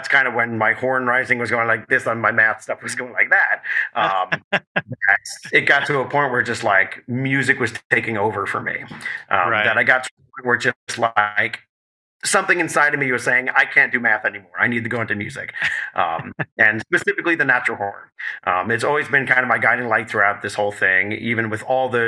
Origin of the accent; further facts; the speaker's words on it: Long Island, New York, United States; moved away as an adult; also born or lived in Rochester, New York / Ohio; I'm from Long Island, New York, kind of our east of New York City